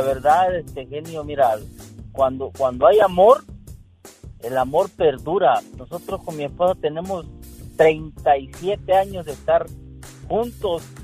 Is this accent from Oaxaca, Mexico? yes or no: no; Acapulco, Guerrero, Mexico; en Acapulco, Guerrero, México